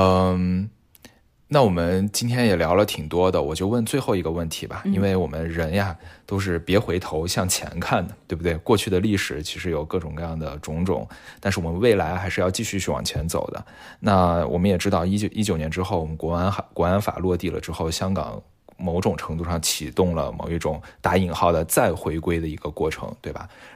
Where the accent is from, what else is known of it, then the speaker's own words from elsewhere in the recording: China; 是深深的刻在每一个中国人的骨子里面的。这一点，其实我认为是我们中国人的核心信仰。